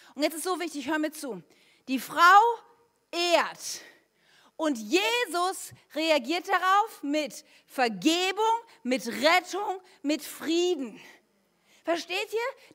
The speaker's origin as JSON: {"language": "German", "country": "Germany", "said": "wir Deutsche"}